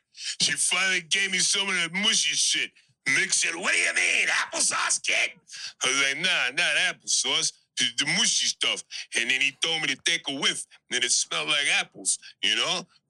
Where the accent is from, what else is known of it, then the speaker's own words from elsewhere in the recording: Philadelphia, Pennsylvania, United States; You know, I'm from South Philly. You know, we've kind of fucking retarded out here.